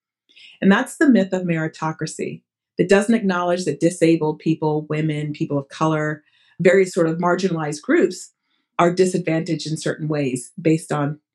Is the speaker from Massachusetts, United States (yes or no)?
yes; Massachusetts, United States; first language Portuguese; moved away as an adult; also born or lived in New York; I'm from Massachusetts